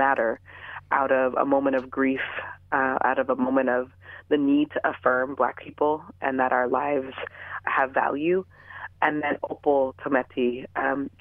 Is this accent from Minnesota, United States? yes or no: no; Los Angeles, California, United States; I am born and raised in the San Fernando Valley in the Van Nuys and Canoga Park areas